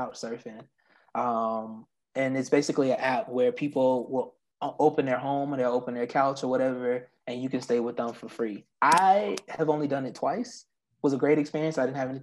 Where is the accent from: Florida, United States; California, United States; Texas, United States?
Florida, United States; I'm from Florida